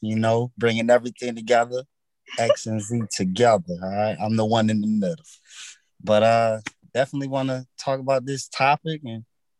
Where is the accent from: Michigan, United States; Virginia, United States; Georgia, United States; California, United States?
Virginia, United States; Portsmouth; from Portsmouth, Virginia as well. But I'm Generation Y.